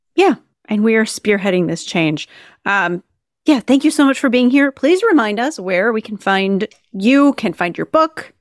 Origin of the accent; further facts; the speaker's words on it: Minnesota, United States; moved away; I grew up in Minnesota when I was a kid.